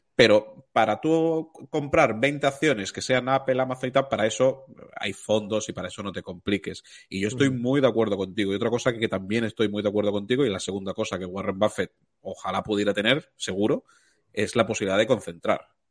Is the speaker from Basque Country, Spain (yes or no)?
no; Málaga, Andalusia, Spain; yo soy de Málaga